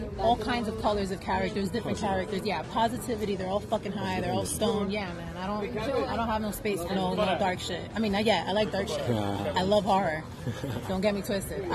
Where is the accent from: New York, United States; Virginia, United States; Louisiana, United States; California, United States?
New York, United States; New York City; I'm from Brooklyn